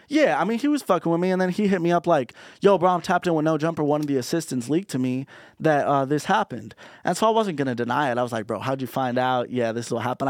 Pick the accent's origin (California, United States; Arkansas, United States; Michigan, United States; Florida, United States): California, United States; Orange County; being from Orange County